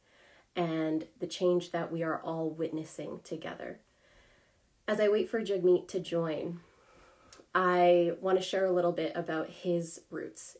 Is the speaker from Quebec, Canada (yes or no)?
no; Grande Prairie, Alberta, Canada; growing up in Grand Prairie, Alberta